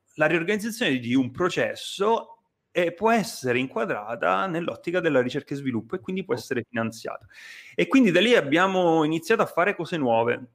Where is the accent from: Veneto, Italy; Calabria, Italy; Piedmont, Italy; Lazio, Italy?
Calabria, Italy; Nicotera; moved away as an adult; also born or lived in Rome; io sono calabrese, eh, nato e cresciuto sulla costa degli Dei, un paesino che si chiama Nicotere